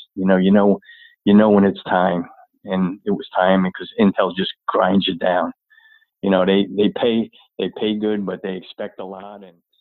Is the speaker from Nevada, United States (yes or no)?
no; Long Island, New York, United States; also born or lived in Flushing, New York; grew up on uh, Long Island